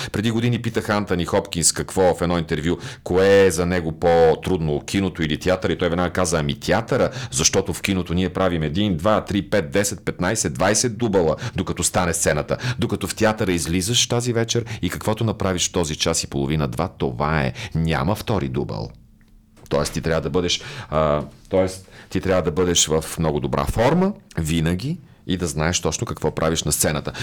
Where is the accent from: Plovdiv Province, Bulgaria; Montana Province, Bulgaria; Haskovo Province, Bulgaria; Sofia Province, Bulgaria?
Sofia Province, Bulgaria; Botevgrad; Ботевград, разбира се, моя роден град